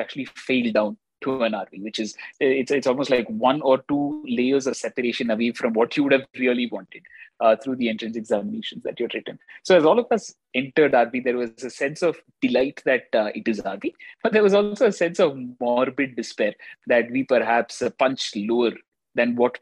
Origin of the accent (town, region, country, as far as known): Bangalore, Karnataka, India; born or raised there; also born or lived in Chennai, India